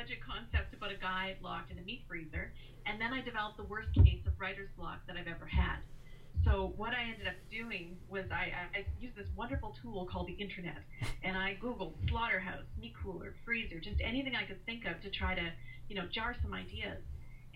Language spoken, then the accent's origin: English; Canada; I'm from Canada, and I run the Great American Pitch Fest